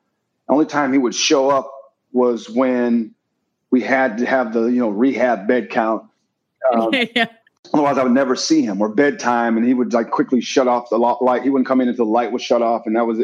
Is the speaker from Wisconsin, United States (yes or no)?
yes; Wisconsin, United States; I'm from Wisconsin